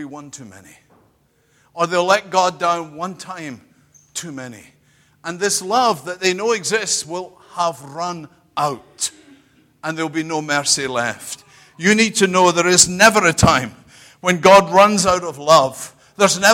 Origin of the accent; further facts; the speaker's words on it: United Kingdom; I'm British